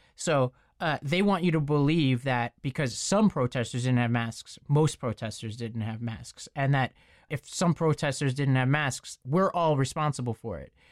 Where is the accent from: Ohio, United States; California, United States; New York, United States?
New York, United States; I come from New York. I, I live in New York most of the time